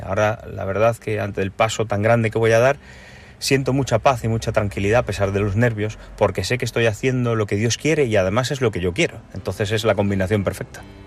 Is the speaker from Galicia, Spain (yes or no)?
yes; Galicia, Spain; also born or lived in Cuba; Y soy nacido en Cuba y criado en Galicia.